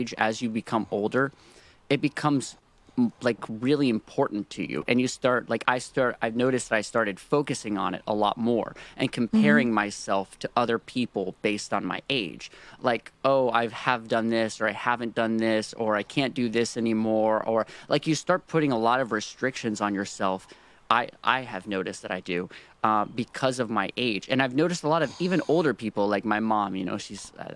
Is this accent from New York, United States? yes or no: no; North Carolina, United States; now in Nashville, United States; I was born in North Carolina